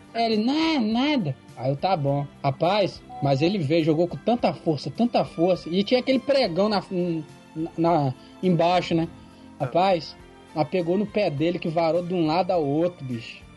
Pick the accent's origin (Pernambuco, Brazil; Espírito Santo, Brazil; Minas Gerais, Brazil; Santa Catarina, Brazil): Espírito Santo, Brazil; Vitória; eu sou do Espírito Santo, Vitória